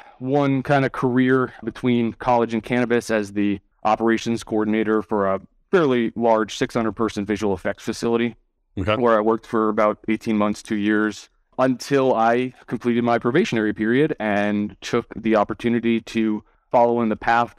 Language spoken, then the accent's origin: English; New York City, New York, United States; also born or lived in Tokyo; grew up in New York City, first generation Irish immigrant. My mother came over to this country, and my father worked for federal government.